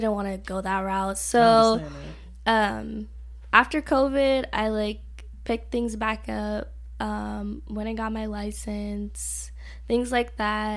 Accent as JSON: {"language": "English", "town": "Riverside", "region": "California", "country": "United States", "said": "I'm from Riverside, California"}